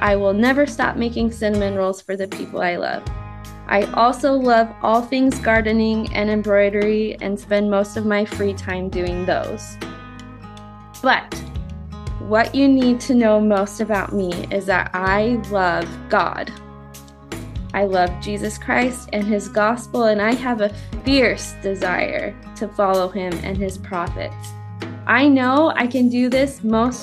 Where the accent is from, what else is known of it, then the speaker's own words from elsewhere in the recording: California, United States; moved away as an adult; also born or lived in Idaho; I grew up in California